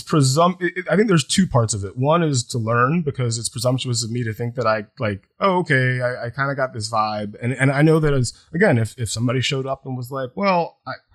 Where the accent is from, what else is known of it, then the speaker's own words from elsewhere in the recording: Deep South, United States; I grew up in the Deep South.